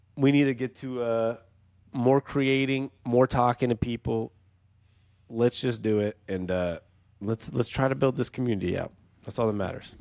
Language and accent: English; Seattle, Washington, United States; moved away; we're from Seattle originally